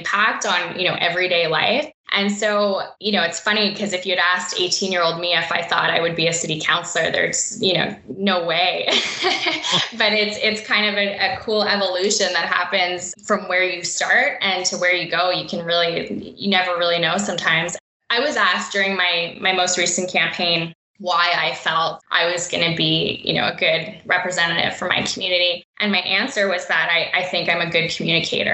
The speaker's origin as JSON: {"language": "English", "town": "Ottawa", "region": "Ontario", "country": "Canada", "tie": "born or raised there", "said": "I had grown up in Ottawa, you know, and it's my hometown. I've been here my whole life"}